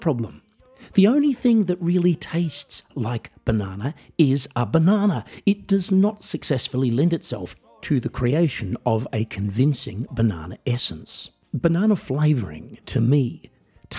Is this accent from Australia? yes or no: yes; Australia; growing up in Australia